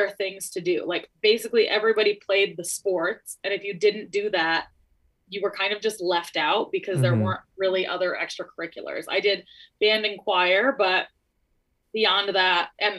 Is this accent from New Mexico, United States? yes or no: no; Montana, United States; I grew up in Montana